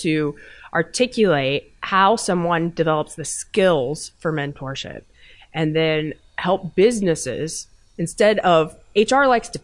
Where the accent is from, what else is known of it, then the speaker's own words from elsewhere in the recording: Kansas, United States; moved away as an adult; also born or lived in New York; I'm from Kansas originally